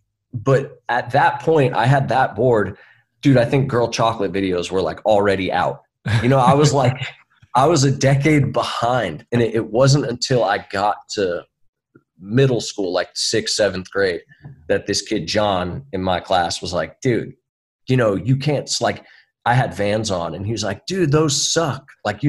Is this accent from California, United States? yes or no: yes; San Francisco, California, United States; born there; I was born in San Francisco in the city only because that's where my mom was at the moment.